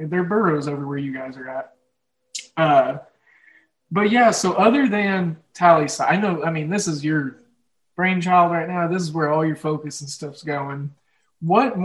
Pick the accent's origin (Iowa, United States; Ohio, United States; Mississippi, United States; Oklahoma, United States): Oklahoma, United States; accent: Midwest, Oklahoma drawl; Mine is just the Midwest and this, especially Oklahoma. There's a certain like drawl.